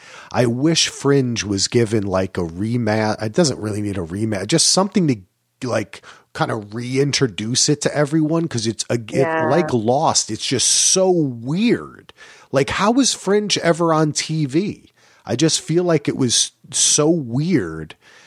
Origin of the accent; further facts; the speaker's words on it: New Jersey, United States; You know, growing up in Jersey and spending so much time in New York, there's so many Hasidic people.